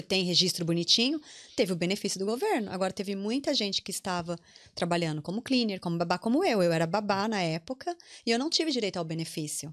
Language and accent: Portuguese; Brazil; moved away as an adult; now in Ireland; nossa imagem como brasileiros